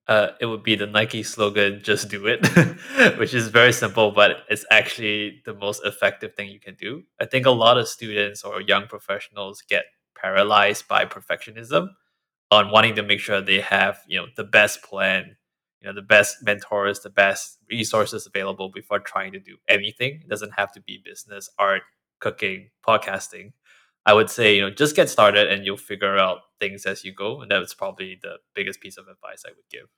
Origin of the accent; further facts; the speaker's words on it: Singapore; now in United States; I grew up in Singapore where you're always told to be modest and not kind of toot your own horn